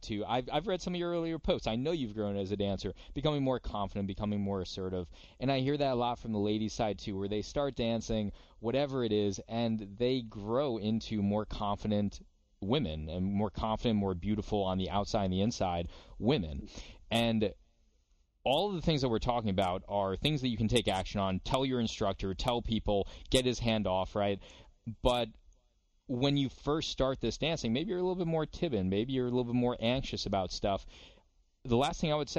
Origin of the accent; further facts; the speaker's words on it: United States; I'm American